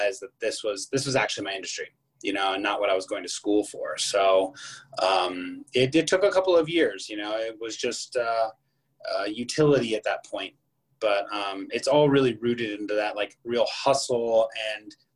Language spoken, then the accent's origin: English; Kansas City, Kansas, United States; I'm from Kansas City, Kansas, not Kansas City, Missouri. So on the Kansas side, born and raised